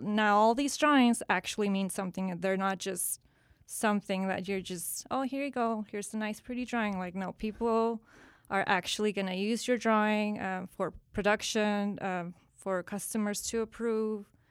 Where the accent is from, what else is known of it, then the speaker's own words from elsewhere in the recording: San Antonio, Texas, United States; from San Antonio, uh, first generation from, parents from Mexico, um, pretty much grew up here.